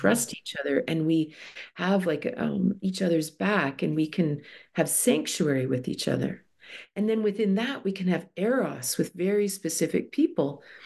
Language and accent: English; Toronto, Ontario, Canada; moved away as an adult; I grew up in Toronto